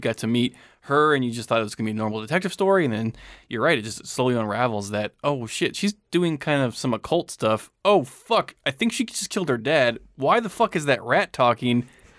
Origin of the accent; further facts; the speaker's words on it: Midwest, United States; Listen, we're from the Midwest.